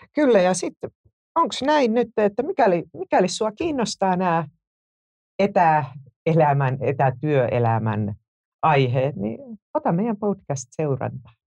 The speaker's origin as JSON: {"language": "Finnish", "town": "Joensuu", "region": "North Karelia", "country": "Finland", "tie": "born or raised there", "moved": "yes", "said": "mä oon syntynyt Tuupovaarassa, joka myös on nykyisin Joensuun Tuupovaara."}